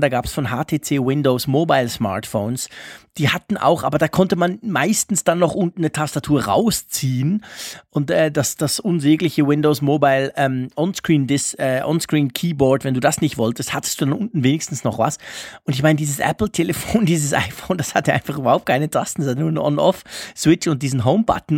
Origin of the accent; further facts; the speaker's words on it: Switzerland; bei uns in der Schweiz